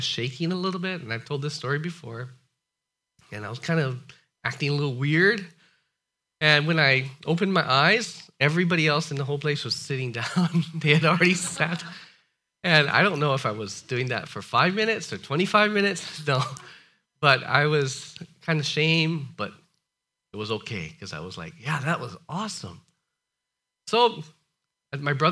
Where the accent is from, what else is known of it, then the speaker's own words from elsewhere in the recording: Hawaii, United States; I'm from Hawaii